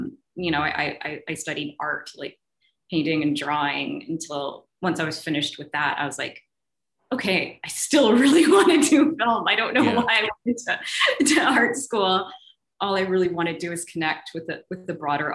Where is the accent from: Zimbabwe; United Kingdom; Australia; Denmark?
Zimbabwe; I grew up in Zimbabwe